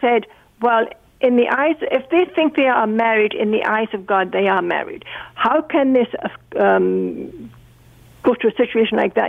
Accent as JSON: {"language": "English", "region": "England", "country": "United Kingdom", "tie": "born or raised there", "moved": "as an adult", "lives_now": "Burlington, Canada", "said": "I was brought up in England"}